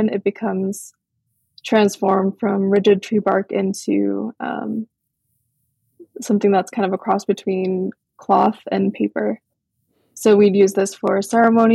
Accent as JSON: {"language": "English", "area": "Big Island", "region": "Hawaii", "country": "United States", "tie": "born or raised there", "also_born_or_lived": "Portland, Oregon", "said": "I was born in Portland, Oregon, and raised on my ancestral homelands in Hawaii on the Big Island, east side, a small town called Papaiko"}